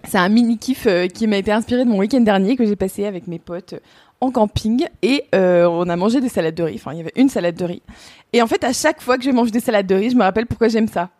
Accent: Burgundy, Bourgogne-Franche-Comté, France

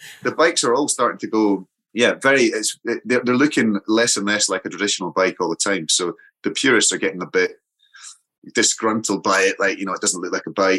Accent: Scotland, United Kingdom; I'm Scottish.

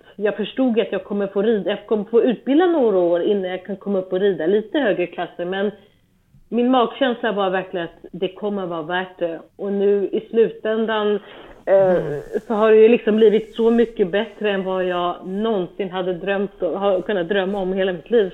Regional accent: Stockholm, Stockholm County, Sweden; moved away as an adult; now in Germany; vi började på, eh, på ridskolan i närheten av där vi är uppvuxna

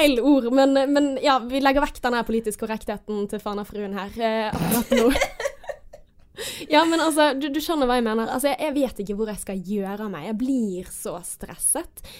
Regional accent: Bergen, Vestland, Norway; Jeg er oppvokst på Landås

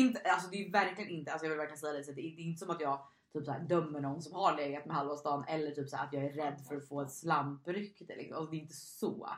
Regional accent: Stockholm, Stockholm County, Sweden; moved away as an adult; now in Gotland, Sweden; jag är från Stockholm, men jag bor just nu på Gotland

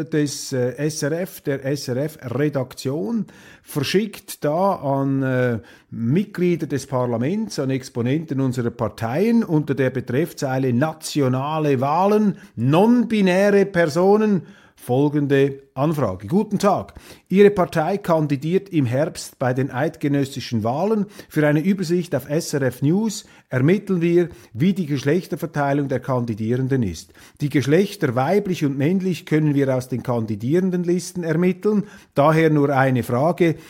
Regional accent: Kloten, Zurich, Switzerland; in Kloten in meiner alten Heimatgemeinde, in meiner Heimatstadt

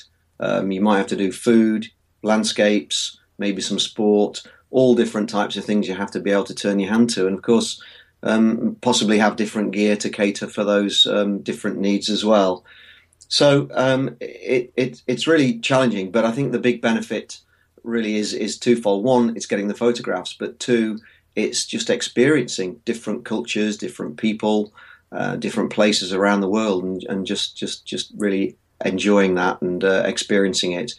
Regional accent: Nottinghamshire, East Midlands, United Kingdom; I'm a photographer from Nottinghamshire in the UK

